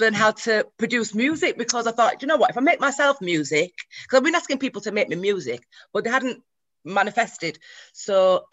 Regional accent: Leeds, Yorkshire and the Humber, United Kingdom; I'm from Leeds

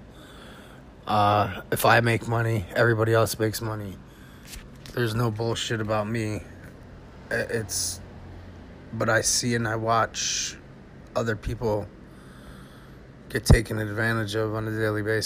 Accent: United States; we as American citizens

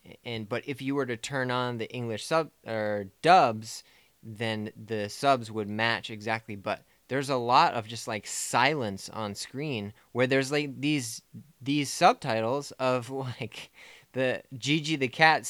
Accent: United States; I'm an American.

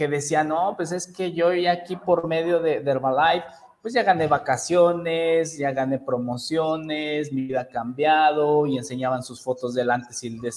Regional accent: Toluca, State of Mexico, Mexico; moved away as an adult; now in León, Mexico; como yo soy de Toluca, Estado de México, eh, y emigramos a León, Guanajuato, no sé si ubiquen la, las ciudades acá en México, emigramos allá

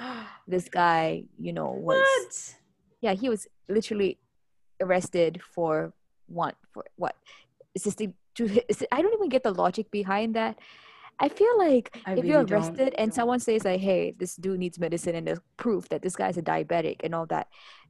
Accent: Kuala Lumpur, Malaysia; I'm born in Malaysia

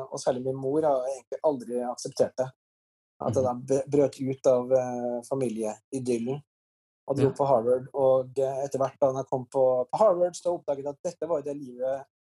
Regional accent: Trondheim, Trøndelag, Norway; men for meg så var det jo slik at jeg vokste opp i Trondheim rett siden av NTH, NTNU.

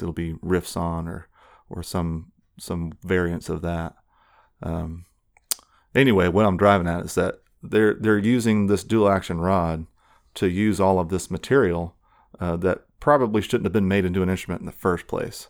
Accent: Tulsa, Oklahoma, United States; moved away as an adult; I grew up in West Tulsa, off of Charles Page and forty-eighth. Um, so I'm, uh, definitely a Tulsa native

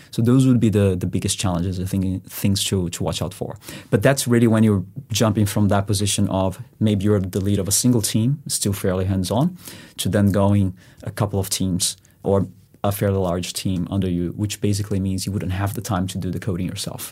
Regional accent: Brazil; moved away as an adult; also born or lived in Spain; I'm originally from Brazil, so I did go to uni there

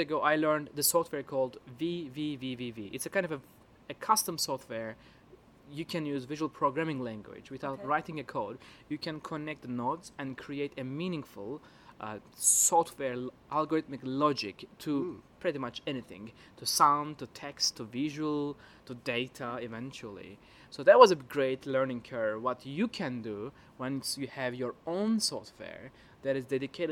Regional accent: Istanbul, Turkey; I'm originally from Istanbul, Turkey

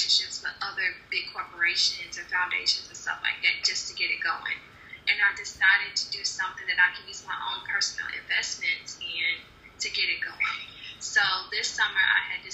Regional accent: Louisville, Kentucky, United States; I grew up in Newburgh. So in a black community, low income

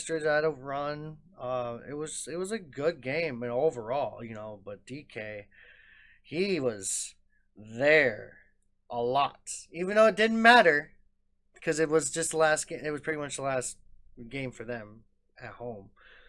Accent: Green Bay, Wisconsin, United States; born or raised there

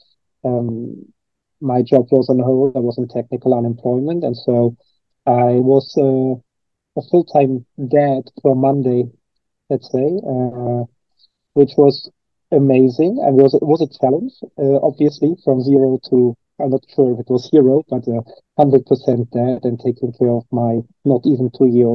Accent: Cologne, North Rhine-Westphalia, Germany; I'm originally from Germany. I'm from Cologne, Germany, which is the third biggest city in Germany. And I grew up in a very standard kind of family

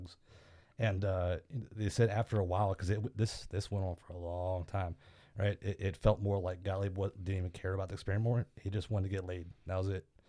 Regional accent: near Fort Detrick, Maryland, United States; moved away as an adult; a fort uh, near my hometown named Fort Detrick

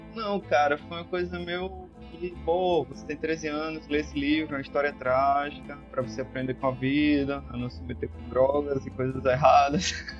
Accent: Natal, Rio Grande do Norte, Brazil; also born or lived in Parnamirim; now in Nísia Floresta, Brazil; sou nascido em Natal, residi um longo tempo em Parnamirim e agora moro nas terras de Nízia Floresta

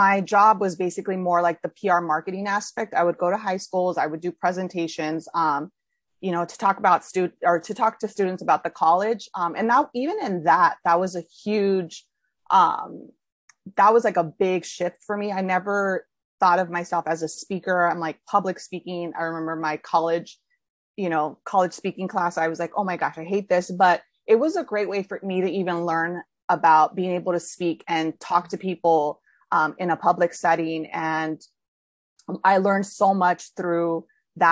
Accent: California, United States; moved away as an adult; now in New York City, United States

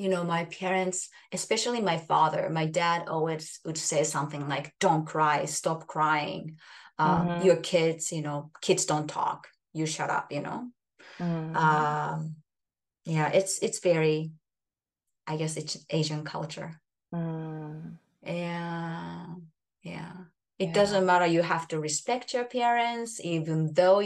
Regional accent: Japan; first language Japanese; English is a second language; now in Canada; It's Japan is my home country, and I speak Japanese. Japanese is mother tongue

